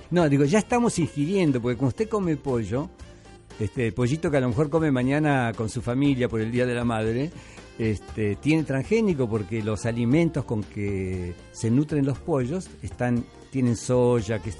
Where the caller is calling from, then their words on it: San Juan de Miraflores, Lima, Peru; de San Juan de Miraflores.